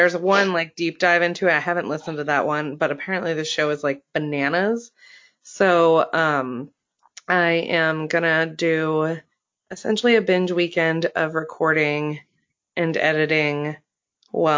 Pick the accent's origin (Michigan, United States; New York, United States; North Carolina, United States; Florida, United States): Florida, United States; I grew up in Florida